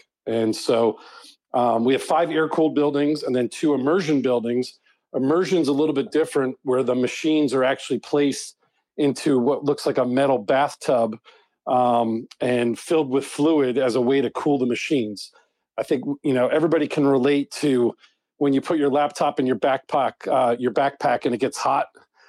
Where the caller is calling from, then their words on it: Huntington Beach, California, United States; I'm calling in from Southern California. I live down here in Huntington Beach.